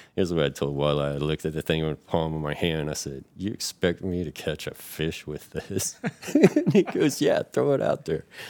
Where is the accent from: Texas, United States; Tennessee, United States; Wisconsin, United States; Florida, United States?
Florida, United States; moved away as an adult; now in Chesapeake Bay area, United States; I'm from Florida, and, um, that's where I enlisted from